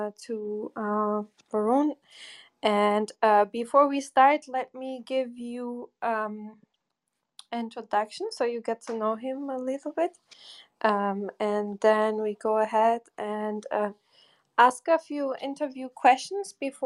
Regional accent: Bochum, North Rhine-Westphalia, Germany; moved away; I grew up in Bochum

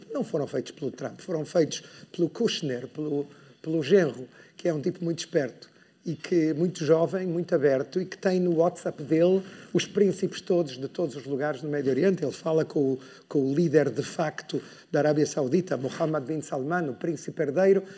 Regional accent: Porto, Norte, Portugal; moved away; Eu sou do Porto, então para mim vir ao Norte é, é sempre um prazer, é sentir que volto a casa

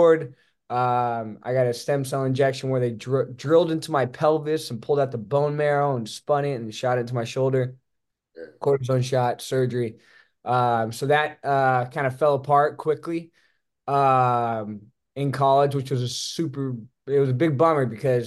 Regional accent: Las Vegas, Nevada, United States; moved away as an adult; also born or lived in Santa Barbara, California; now in Los Angeles, United States; I was born and raised in Las Vegas, Nevada

